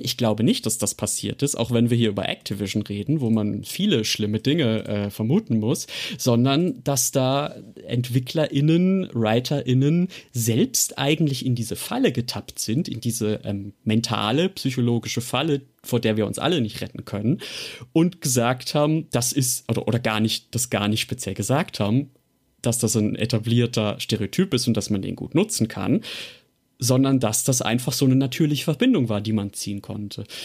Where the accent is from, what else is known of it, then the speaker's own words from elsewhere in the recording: Germany; wir Deutschen sehen unseren eigenen Akzent enorm kritisch im Englischen